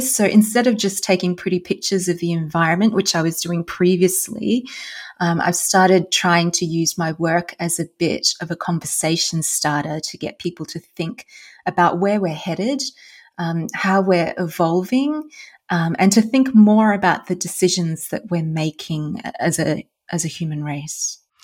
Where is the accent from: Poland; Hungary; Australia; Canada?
Australia; moved away as an adult; also born or lived in Germany / Netherlands; now in Iceland; I'm originally from Australia. Uh, I grew up in Australia and I then moved